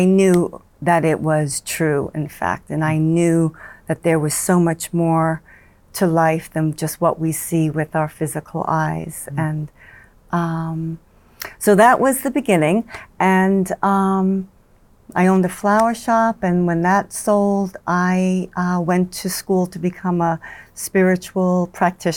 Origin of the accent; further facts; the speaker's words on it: New York, United States; accent: New York; my New York accent